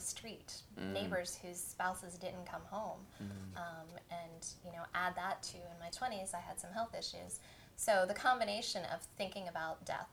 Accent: Pennsylvania, United States; moved away; I come from Pennsylvania, where it is. You know, I've been late for school because of cow crossing

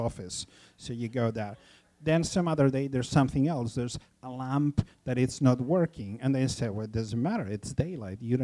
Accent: Barcelona, Catalonia, Spain; also born or lived in Los Angeles; in Barcelona, in my hometown

